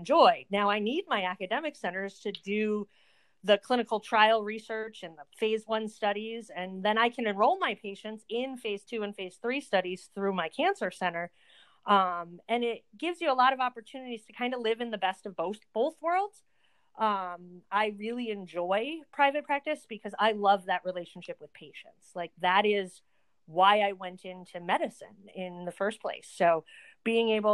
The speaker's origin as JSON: {"language": "English", "region": "Connecticut", "country": "United States", "tie": "born or raised there", "also_born_or_lived": "New York / Montana", "moved": "as an adult", "lives_now": "Green Bay, United States", "said": "I grew up in Connecticut"}